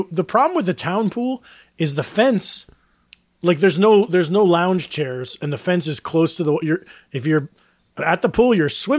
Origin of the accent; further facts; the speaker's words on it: Palenville, upstate New York, United States; moved away; Palinville, like in my hometown area?